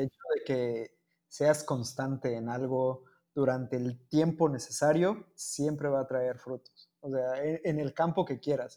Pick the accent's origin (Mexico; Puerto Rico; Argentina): Mexico; also born or lived in Cancún, Mexico; Sigo siendo el único mexicano